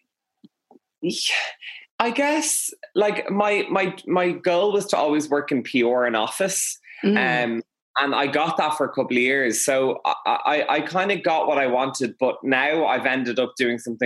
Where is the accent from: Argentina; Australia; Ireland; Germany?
Ireland; Dublin, Leinster; also born or lived in Westmeath; I'm from Dublin